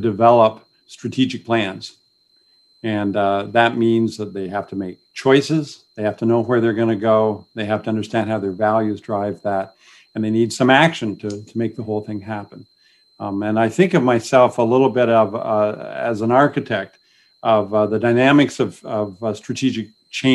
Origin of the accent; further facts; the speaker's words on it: Newburgh, Ontario, Canada; also born or lived in Napanee; now in Kingston, Canada; I grew up really in Newburgh, went to high school in Napanee, went to Queens